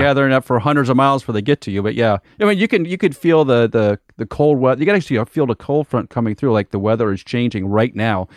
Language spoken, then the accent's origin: English; Nebraska, United States; moved away; also born or lived in Wichita, Kansas; we grew up in Nebraska, lived in Wichita, Kansas for a number of years